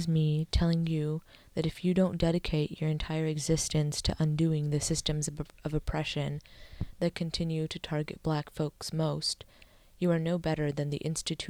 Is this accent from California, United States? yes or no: yes; California, United States; Why didn't you listen when it was me telling you about my experiences growing up in the Bay and how I felt oppressed